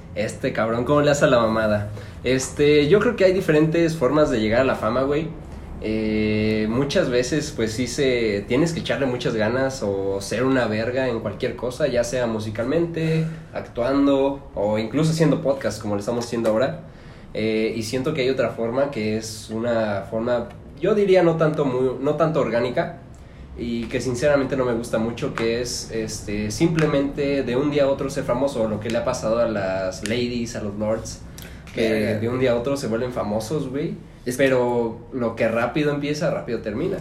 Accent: Celaya, Guanajuato, Mexico; tengo 23 años y soy de Celaya, Guanajuato

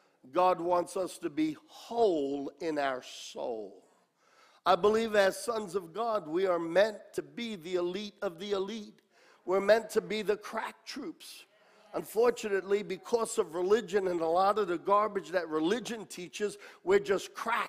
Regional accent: New York, United States; born there; also born or lived in Australia; I was born in New York. Age of 8, 9, my parents went to Australia as senior pastors to pastor the Italian group of people. And we were there 6 years, came back to America. I was now 15 years old

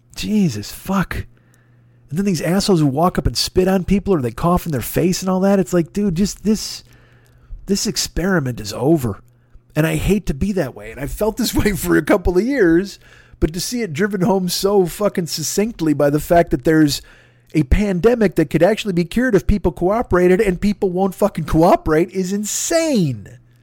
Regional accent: United States; I'm an American

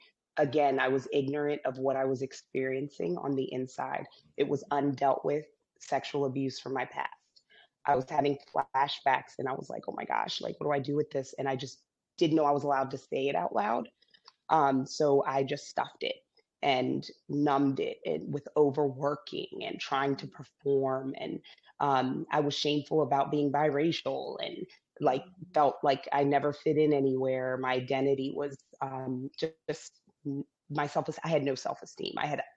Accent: Zambia; born there; I was born in Zambia. I'm biracial. My dad was Caucasian American.

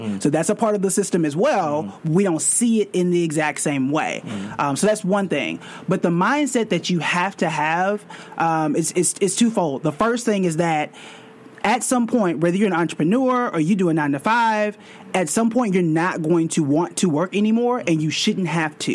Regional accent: Tulsa, Oklahoma, United States; now in New York City, United States; I'm born and raised in Tulsa, Oklahoma, complete opposite of New York City

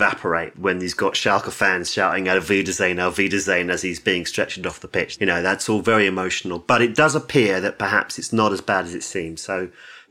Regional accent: England, United Kingdom; as an Englishman

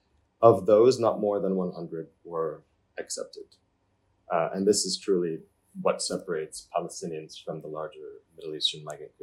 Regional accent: Jordan; moved away; he'd see that I was born in Jordan

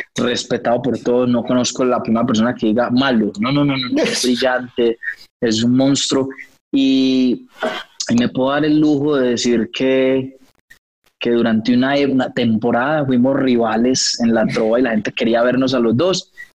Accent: Antioquia, Colombia; Nosotros los montañeros

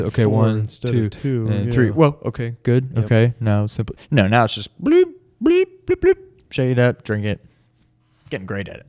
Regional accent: New York, United States; New York. We get it. Yeah, we're from New York.

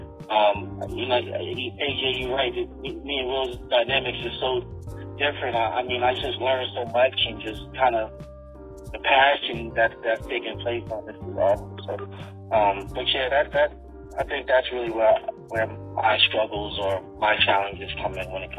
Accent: New York, United States; now in Virginia, United States; I grew up in New York, and as diverse as it is, it's super separating, and Virginia is not.

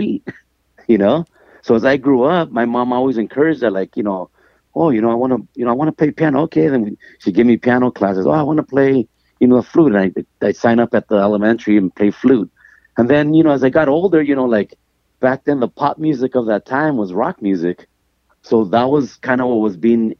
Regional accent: Los Angeles, California, United States; when I was growing up here, it was just home

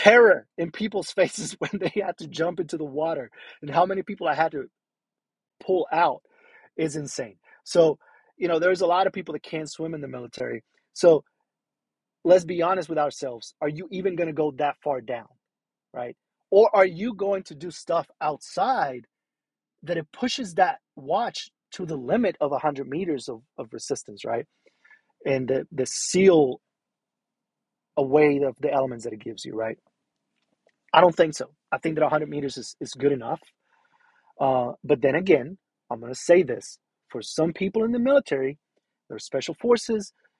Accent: Puerto Rico; moved away; I'm originally from Puerto Rico

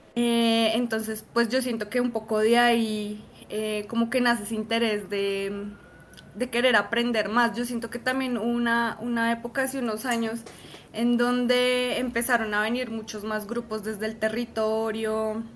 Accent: Bogotá, Colombia; nuestro sello como, como rolos

